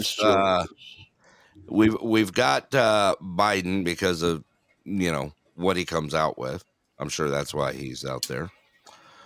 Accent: Alaska, United States; I am from Alaska.

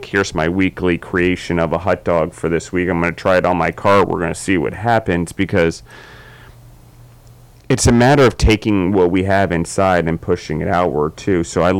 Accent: Maryland, United States; also born or lived in Colorado / Georgia; I'm from Maryland, so I don't quite have Southern accent. I don't quite have a New York accent, and then throw Colorado and Georgia in the mix now, and I'm all mixed up.

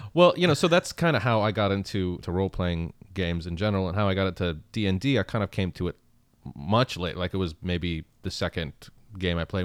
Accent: Canada; English is a second language; also born or lived in Baghdad, Iraq; I'm born in Baghdad, Iraq, and I emigrated to Canada when I was, uh, eight or nine.

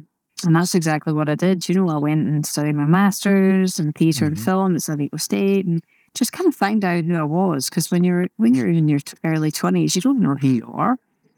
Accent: Scotland, United Kingdom; because growing up in Scotland, of course, it can be a little bit more negative sometimes.

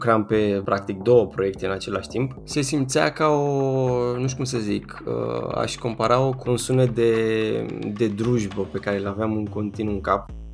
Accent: a commune near Bucharest, Giurgiu County, Romania; moved away as an adult; now in Bucharest, Romania; nu sunt din București, sunt uh, dintr-o comună de pe lângă București, uh-huh. la vreo 20 de kilometri

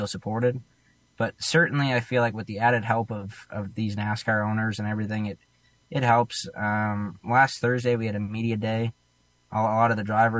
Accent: Nova Scotia, Canada; I'm from Nova Scotia

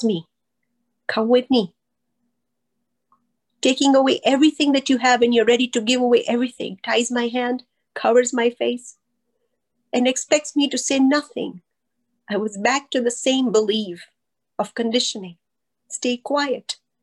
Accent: Pakistan; moved away as an adult; also born or lived in Kenya; I grew up in Pakistan

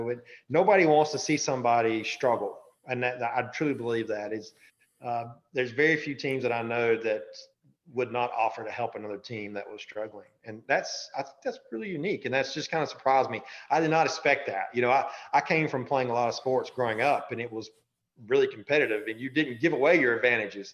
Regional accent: the South, United States; I'm from the South

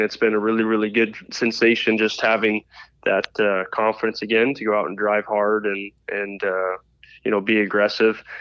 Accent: Indianapolis, Indiana, United States; We're all from Indianapolis area

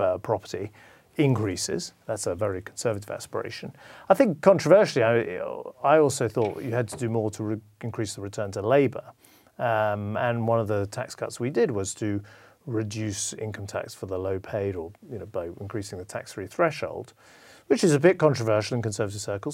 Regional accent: United Kingdom; I'm, I'm British

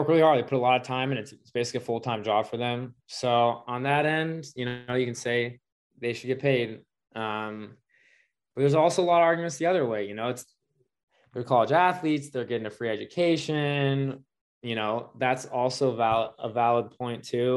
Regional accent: Seattle, Washington, United States; I'm from Seattle

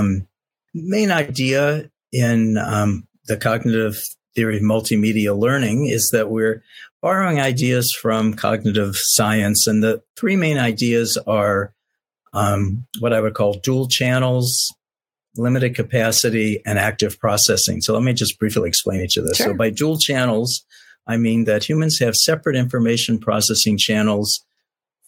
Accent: Cincinnati, Ohio, United States; moved away as an adult; now in Santa Barbara, United States; I grew up in Cincinnati, Ohio. I'm a product of public schools from kindergarten through 12th grade, Cincinnati Public Schools

